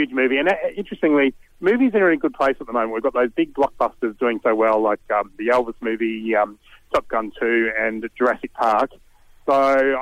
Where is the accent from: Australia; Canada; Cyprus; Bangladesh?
Australia; Melbourne, Victoria; I'm from Melbourne